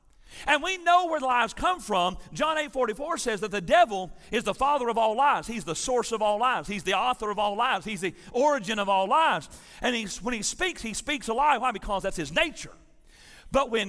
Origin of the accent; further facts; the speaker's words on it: Tennessee, United States; I'm from Tennessee